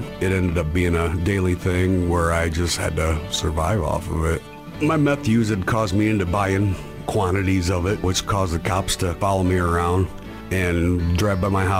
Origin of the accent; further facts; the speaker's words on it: Iowa, United States; I'm from Iowa.